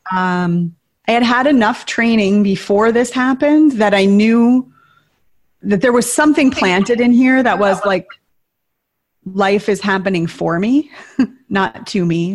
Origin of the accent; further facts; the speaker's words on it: Tower, Minnesota, United States; moved away; I grew up in Tower, Minnesota, population 502